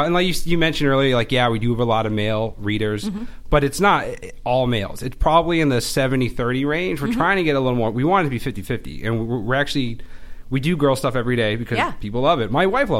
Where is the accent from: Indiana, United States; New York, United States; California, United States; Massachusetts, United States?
Massachusetts, United States; Boston; Maybe something like I'm from Boston and I'm Irish and I try to be awesome, but I usually fail.